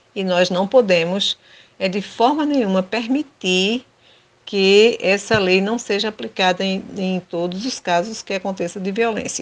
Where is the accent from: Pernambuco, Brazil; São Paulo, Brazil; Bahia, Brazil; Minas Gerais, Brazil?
Pernambuco, Brazil; Rio Formoso; sou natural de Rio Formoso, da usina Cucaú